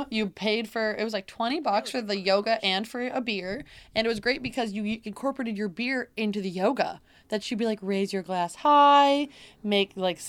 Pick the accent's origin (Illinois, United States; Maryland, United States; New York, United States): New York, United States; Like, I'm from Central New York.